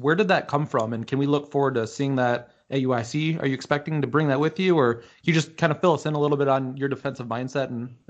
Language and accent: English; Michigan, United States; I'm from Michigan myself